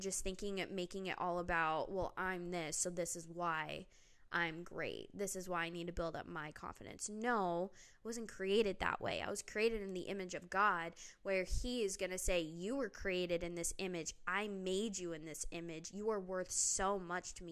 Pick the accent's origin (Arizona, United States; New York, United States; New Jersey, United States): Arizona, United States; Phoenix; moved away as an adult; now in Tennessee, United States; growing up in the West, Southwest, I mean, you walk outside, especially in Arizona, in Phoenix